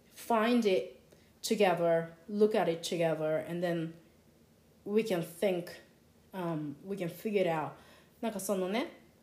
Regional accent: Japan; first language Japanese; 私みたいにその日本で生まれ育って日本語でこう育 ってきた

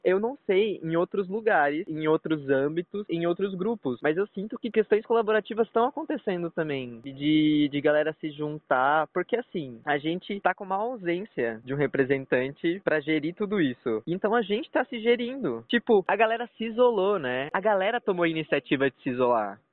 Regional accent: Brazil; a gente é brasileiro

